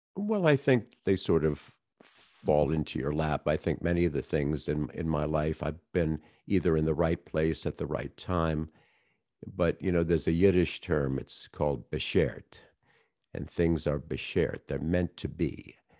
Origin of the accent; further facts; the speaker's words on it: Colonial Heights, Virginia, United States; I grew up in a little town, uh, south of Richmond, Virginia